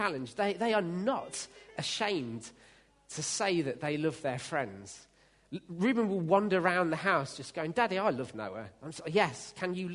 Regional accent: United Kingdom; we're British

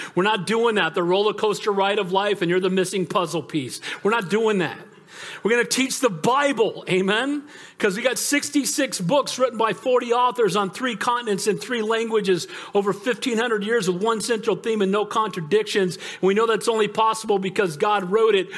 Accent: United States; far before I'm an American, I'm a Christian

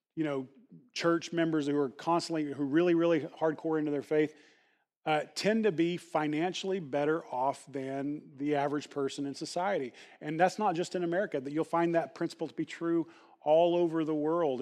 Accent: the Bible Belt, United States; growing up in the Bible Belt

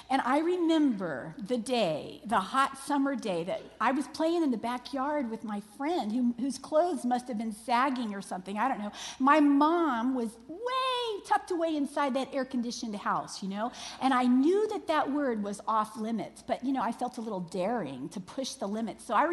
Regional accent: Florida, United States; I was raised in Florida, which is basically a big marshy peninsula covered in water.

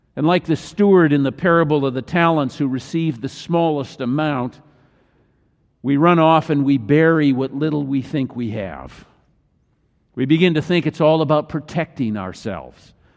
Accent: Midwest, United States; I grew up in the Midwest

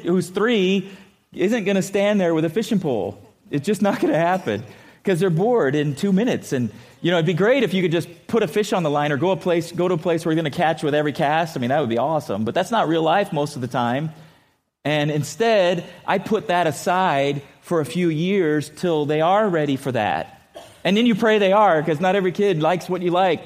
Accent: California, United States; now in Missouri, United States; growing up in California

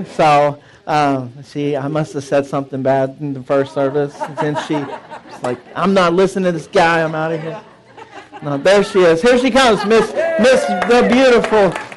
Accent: Dallas, Texas, United States; I miss my country of Texas. So it's uh, we're from Dallas

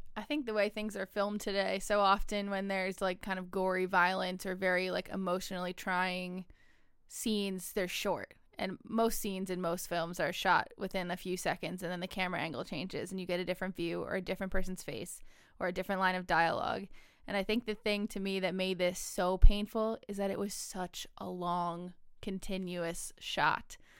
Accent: United States; an American citizen

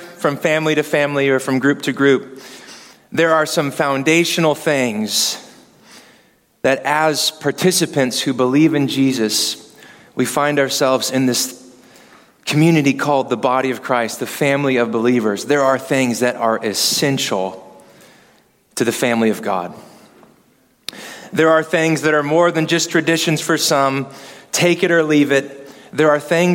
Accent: Kansas City, United States; I'm from Kansas City.

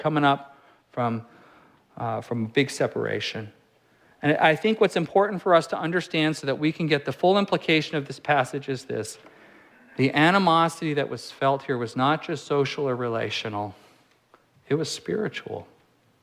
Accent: California, United States; moved away; I'm from California

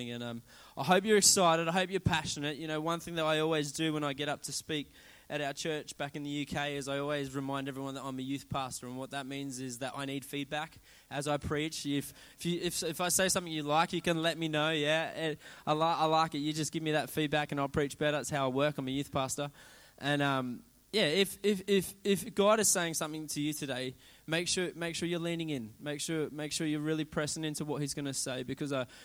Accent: Australia; now in England; I'm from England, even though I don't sound like it because I am Australian.

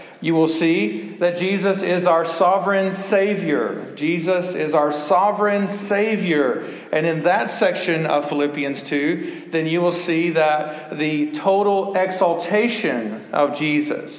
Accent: Dallas, Texas, United States; I was born in Dallas, Texas in 1970, and I was born in Presbyterian Hospital

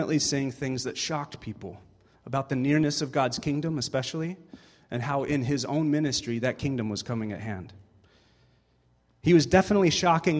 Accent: United States; now in Canada; As an American

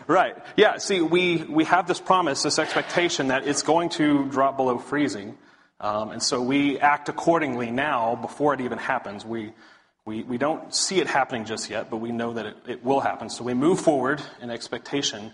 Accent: Big Spring, Texas, United States; now in Dallas, United States; I'm originally from West Texas, a little town called Big Spring, so out there on I-20 towards oil fields and such. West Texas boy

